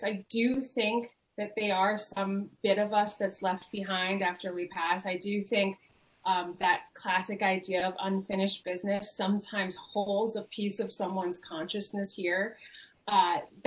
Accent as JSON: {"language": "English", "town": "Alameda", "region": "California", "country": "United States", "tie": "born or raised there", "said": "the house that I grew up in Alameda, California"}